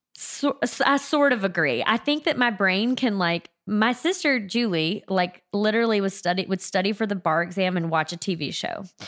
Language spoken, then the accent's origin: English; South Mississippi, United States; also born or lived in New Orleans; I'm from South Mississippi, pretty close to New Orleans